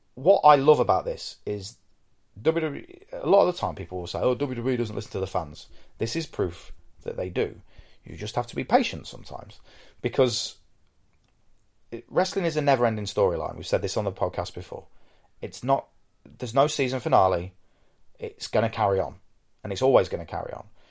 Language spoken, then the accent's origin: English; United Kingdom; I'm British